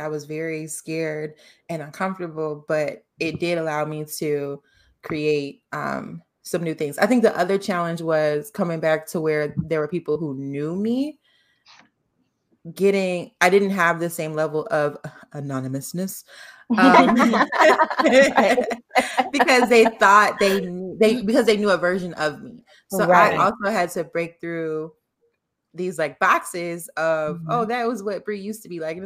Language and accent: English; Chicago, Illinois, United States; moved away as an adult; also born or lived in Los Angeles; growing up in Chicago and going to school, going to college nearby Chicago